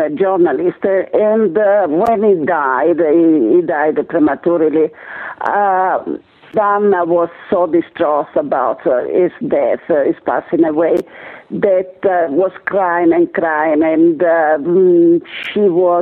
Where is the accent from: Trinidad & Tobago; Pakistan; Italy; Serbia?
Italy; moved away as an adult; I was born in Italy.